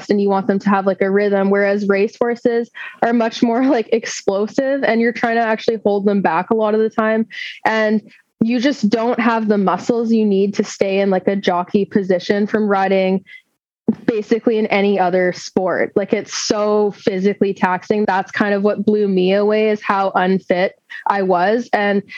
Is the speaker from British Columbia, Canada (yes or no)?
yes; Fraser Valley, British Columbia, Canada; I'm a Canadian located in British Columbia, Canada. I live in the Fraser Valley. It's very beautiful here. I've grown up here